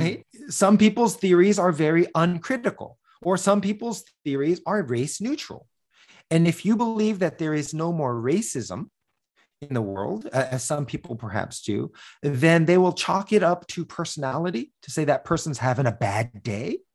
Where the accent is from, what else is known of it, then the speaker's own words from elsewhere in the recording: United States; I was born in the United States